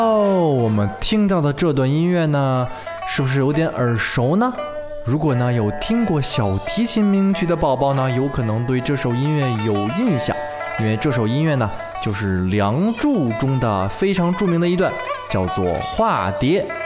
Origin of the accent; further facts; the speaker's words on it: China; 也就是我们中国人自己的音乐。